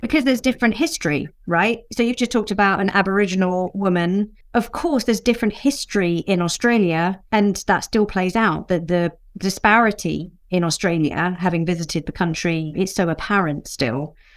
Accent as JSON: {"language": "English", "region": "England", "country": "United Kingdom", "tie": "born or raised there", "said": "a Mauritian woman born in the U K, but my parents were both born and brought up in Mauritius"}